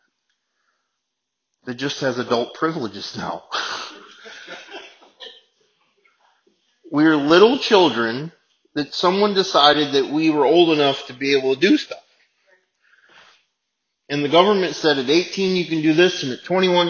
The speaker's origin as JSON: {"language": "English", "country": "United States", "said": "we're Americans and we're living in this place"}